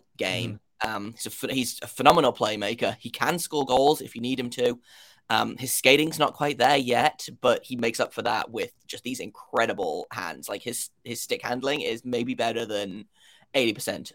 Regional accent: United Kingdom; now in Columbus, United States; if you can't tell by my accent, I am from the United Kingdom

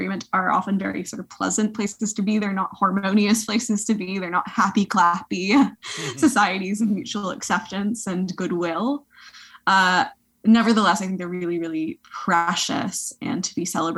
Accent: United States; moved away as an adult; also born or lived in Canada; now in Oxford, United Kingdom; I'm American

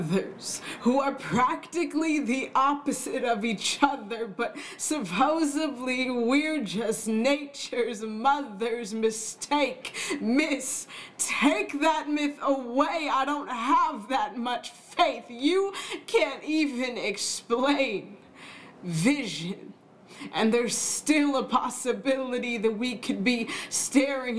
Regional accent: Southern California, United States; I grew up in Southern California

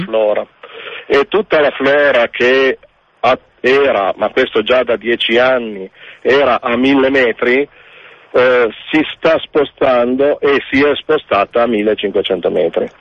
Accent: Turin, Piedmont, Italy; now in French Alps, France; io sono torinese

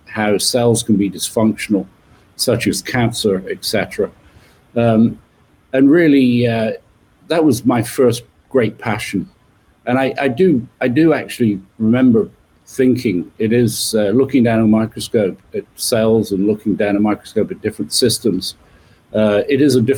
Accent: just west of London, not far from Stonehenge, South West England, United Kingdom; You can tell from my accent, I was born in the UK, just west of London. And I guess some of the things I remember from my childhood being born not far from Stonehenge

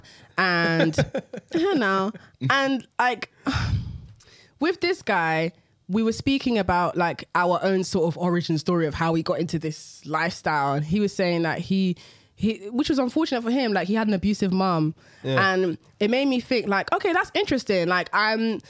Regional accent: London, United Kingdom; London, to two Nigerian parents.

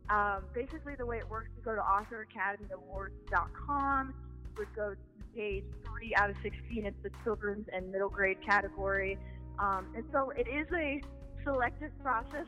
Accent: Canton, Ohio, United States; I'm from Canton, Ohio

